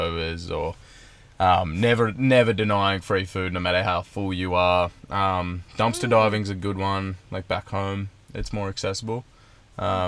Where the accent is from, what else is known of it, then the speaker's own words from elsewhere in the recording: Corryong, Victoria, Australia; moved away as an adult; now in Squamish, Canada; I grew up in a little country town in northeast Victoria.